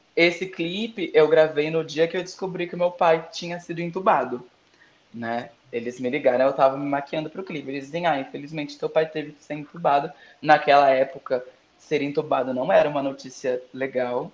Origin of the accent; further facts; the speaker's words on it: Brazil; eu sou brasileira